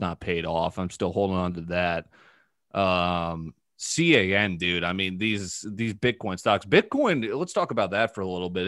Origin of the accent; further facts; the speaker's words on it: New Canaan, Connecticut, United States; I was born in New Canaan